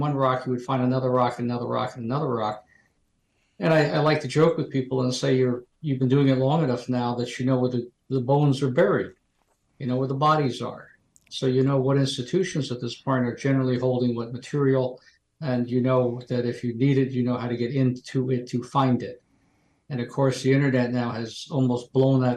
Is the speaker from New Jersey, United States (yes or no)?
yes; New Jersey shore, United States; moved away as an adult; also born or lived in Marquette, Michigan; I grew up on the New Jersey shore.